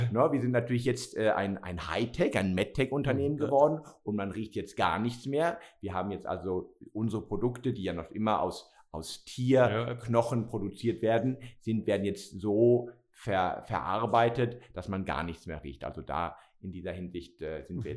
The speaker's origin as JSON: {"language": "German", "town": "Barcelona", "region": "Catalonia", "country": "Spain", "tie": "born or raised there", "also_born_or_lived": "Germany / Basel, Switzerland / Madrid / San Francisco", "moved": "as an adult", "lives_now": "Wolhusen, Switzerland", "said": "ich bin ja geboren und aufgewachsen in Barcelona."}